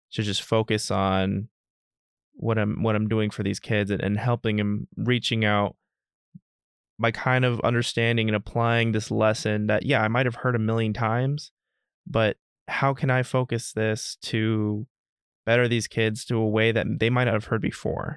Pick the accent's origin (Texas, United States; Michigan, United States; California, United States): Texas, United States; Dallas; now in Northern Virginia, United States; originally from Dallas, Texas